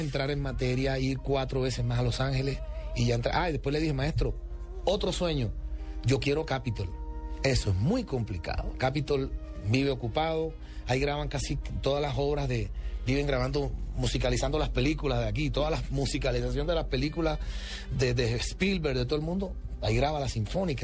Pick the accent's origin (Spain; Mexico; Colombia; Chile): Colombia; first language Spanish; soy el primer colombiano en la historia